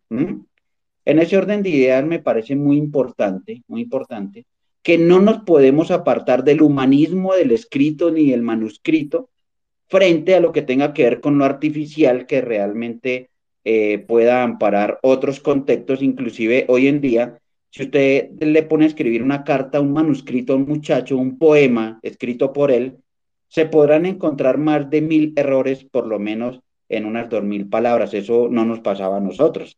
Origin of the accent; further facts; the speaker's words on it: Colombia; also born or lived in Boyacá; yo soy colombiano